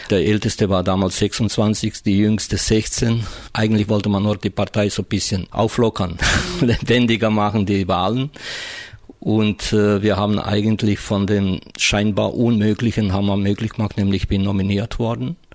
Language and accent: German; Croatia; ob das mit dem Arbeitersein und Gewerkschafter zusammenhängt oder mit meiner Herkunft, nämlich äh, als Kroate.